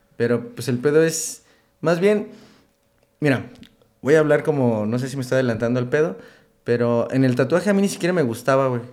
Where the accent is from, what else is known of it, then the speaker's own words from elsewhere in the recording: Uruapan, Michoacán, Mexico; moved away as an adult; also born or lived in Manzanillo / Pachuca / Mexico City / Morelia; yo soy de Uruapan, Michoacán. Este, pero yo creo que tengo alrededor de unos ocho años que ya no vivo en Uruapan